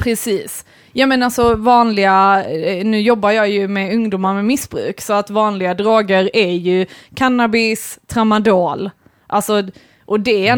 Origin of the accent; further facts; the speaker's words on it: Malmö, Skåne, Sweden; jag växte upp i Malmö och är på Bulltofta eh, där Kirseberg, Bulltoftaområdet